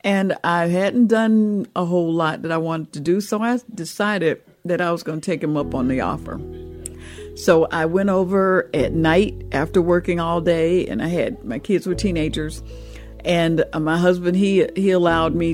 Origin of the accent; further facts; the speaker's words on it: Atlanta, Georgia, United States; I was raised right here in Atlanta, Georgia, and we on the south side of the city is where I was born and raised